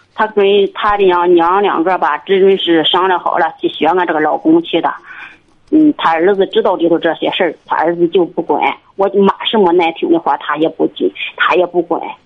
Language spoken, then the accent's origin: Chinese; Liaocheng, Shandong, China; 我是，啊，流程地区